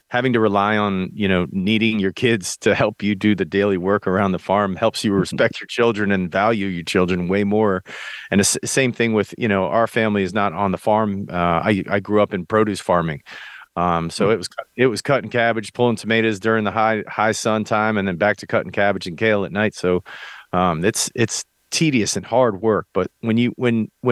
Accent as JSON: {"language": "English", "country": "United States", "tie": "born or raised there", "said": "I came up in small town America"}